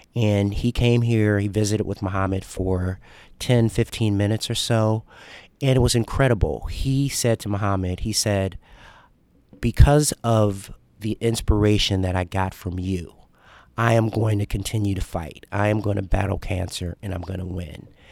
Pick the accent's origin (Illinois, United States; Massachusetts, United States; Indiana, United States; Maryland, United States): Illinois, United States; Chicago; now in Louisville, United States; a child growing up in Chicago, African-American, a South Side of Chicago